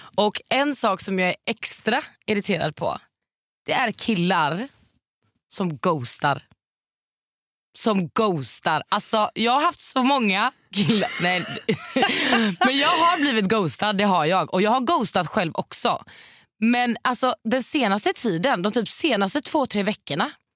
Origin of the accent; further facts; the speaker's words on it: Varberg, Halland County, Sweden; moved away; hemma i Varberg.